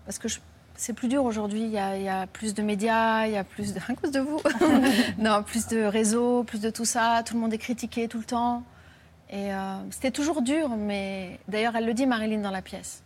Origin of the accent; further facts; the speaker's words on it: France; je suis française